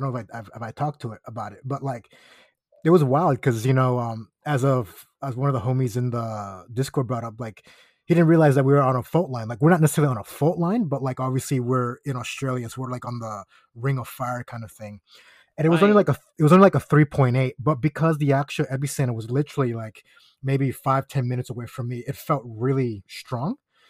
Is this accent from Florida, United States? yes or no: yes; Florida, United States; because like obviously growing up in Florida, we used to roast all the tourists because they would always come in Crocs.